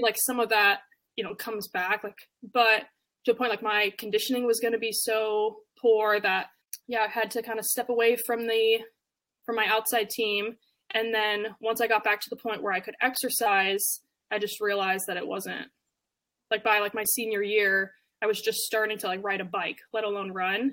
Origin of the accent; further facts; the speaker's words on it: Canada; now in United States; I'm originally from Canada